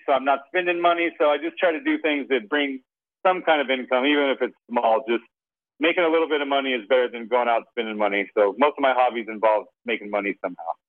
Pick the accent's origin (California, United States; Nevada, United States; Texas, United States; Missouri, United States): Nevada, United States; Las Vegas; growing up in Las Vegas